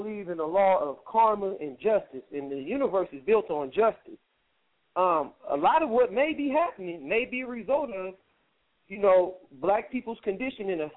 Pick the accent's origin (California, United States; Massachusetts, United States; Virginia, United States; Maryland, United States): California, United States; also born or lived in South Florida; I'm from California. You know, there's a lot of gang violence out here